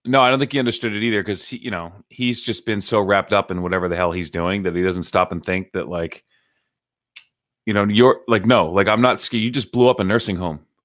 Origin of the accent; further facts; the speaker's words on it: Nashua, New Hampshire, United States; I'm from Nashville, which is, like, the southern part